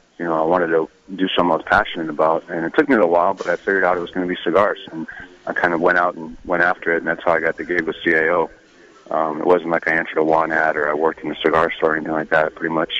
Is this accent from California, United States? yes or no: yes; San Francisco, California, United States; moved away as an adult; also born or lived in Los Angeles; now in Nashville, United States; I was born in San Francisco, actually, and lived there until I was 17.